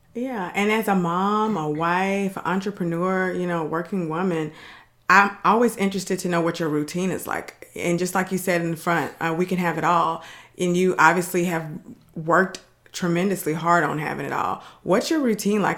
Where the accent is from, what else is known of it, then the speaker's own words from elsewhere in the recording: Dallas, Texas, United States; now in Houston, United States; I live in Houston. They love the Texans for some reason, but I'm from Dallas